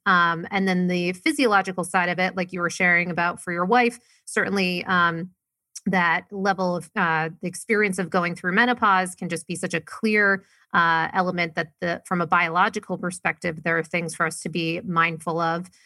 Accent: Maine, United States; moved away; I was originally from Maine, very, very small town. Grew up, not a lot of money

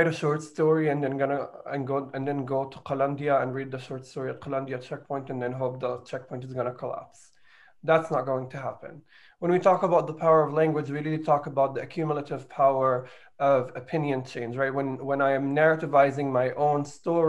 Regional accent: Jerusalem, Palestine; I was born in Jerusalem

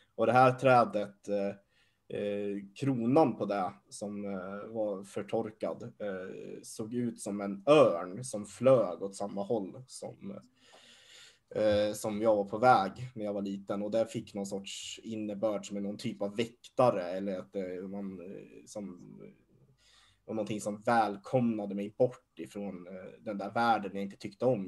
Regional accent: Hassela, Gävleborg County, Sweden; jag är ju uppvuxen i Hassela. Det är en liten, liten by längst norrut i Hälsingland

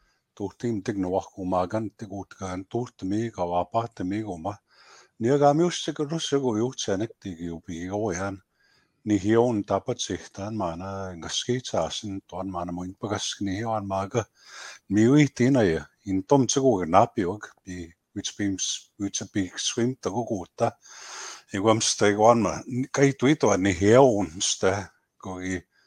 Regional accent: Goodfish Lake First Nation, Alberta, Canada; I come from the Goodfish Lake First Nation, originally where I'm from.

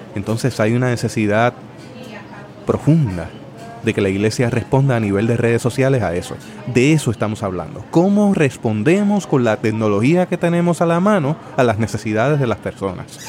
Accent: Puerto Rico; nosotros como puertorriqueños tenemos nuestra manera de hablar

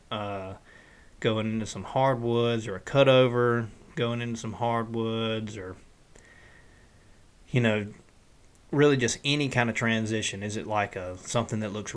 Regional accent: the Delta, United States; I'm from the Delta, and I hunt in the Delta

